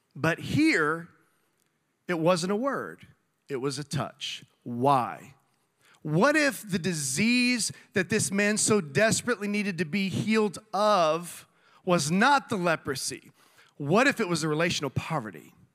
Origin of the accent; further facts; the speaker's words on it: South Texas, United States; moved away; I grew up in South Texas